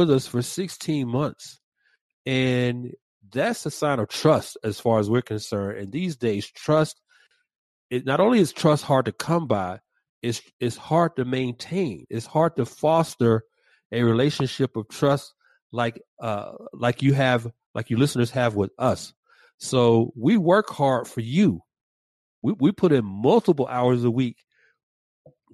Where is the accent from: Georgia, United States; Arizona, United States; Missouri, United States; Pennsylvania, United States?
Georgia, United States; Atlanta; My hometown, ATL